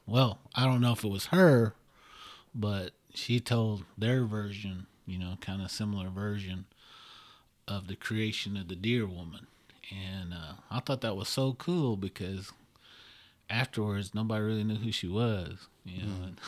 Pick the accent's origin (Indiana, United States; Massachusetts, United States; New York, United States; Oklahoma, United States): Oklahoma, United States; I'm from Oklahoma